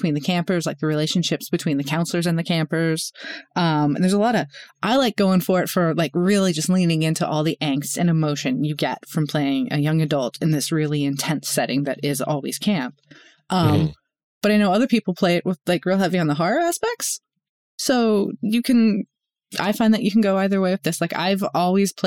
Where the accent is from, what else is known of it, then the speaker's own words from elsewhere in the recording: Northeast, United States; I grew up in Northeast, like in the Northeast